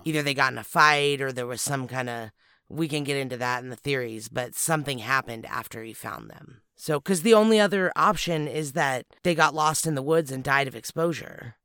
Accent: California, United States; where we're from

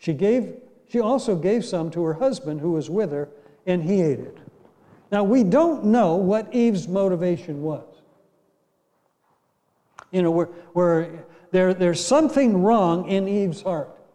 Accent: Ashtabula, Ohio, United States; moved away; I grew up in Ashtabula, Ohio

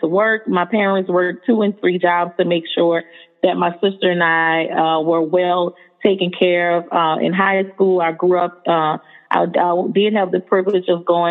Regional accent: New Orleans, Louisiana, United States; moved away as an adult; now in Houston, United States; I was born and raised in New Orleans, Louisiana, to a two-parent family

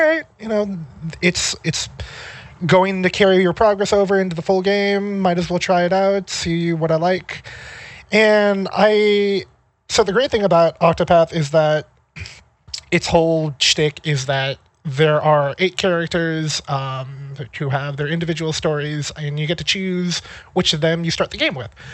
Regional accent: California, United States; moved away as an adult; also born or lived in Maine; now in Seattle, United States; I grew up in California and then I went to school in Maine

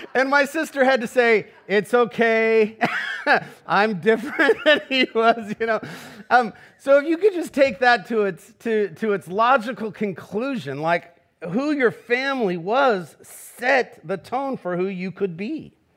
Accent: Garden Grove, California, United States; I'm from Garden Grove. I, like Jesus, was raised by a contractor

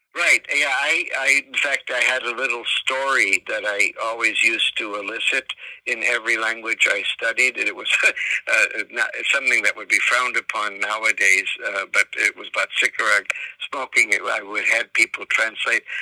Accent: United States; also born or lived in Philippines; Here you are, an American studying Philippine languages

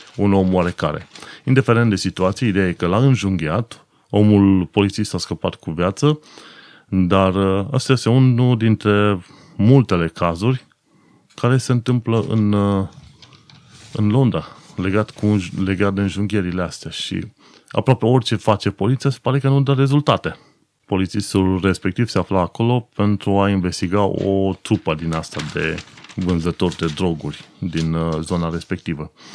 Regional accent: Romania; now in London, United Kingdom; nouă românilor ca țară

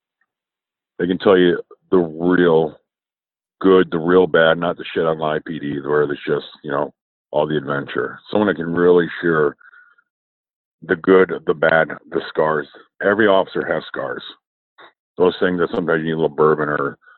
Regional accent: New York, United States; I'm from New York. We say guy

